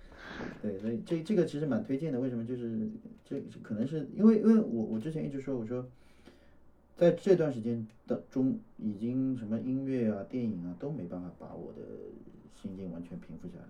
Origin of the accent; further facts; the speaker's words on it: Shanghai, China; 作为一个上海人